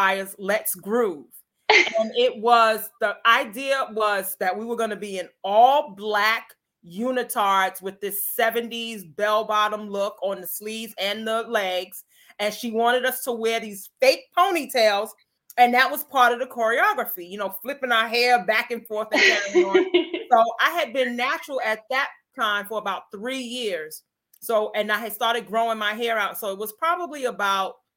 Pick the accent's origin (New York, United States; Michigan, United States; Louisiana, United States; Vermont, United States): New York, United States; New York City; now in Chicago, United States; I'm originally from New York City